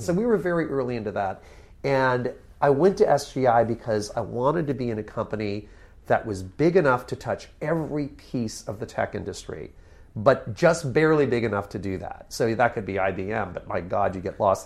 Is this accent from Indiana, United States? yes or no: no; Connecticut, United States; moved away; also born or lived in New York City / California; I grew up in Connecticut